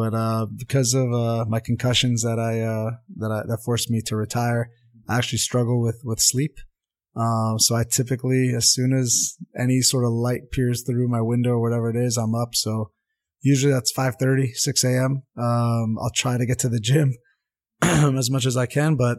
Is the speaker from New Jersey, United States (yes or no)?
yes; Montvale, New Jersey, United States; first language Armenian; English is a second language; I grew up in Montvale, New Jersey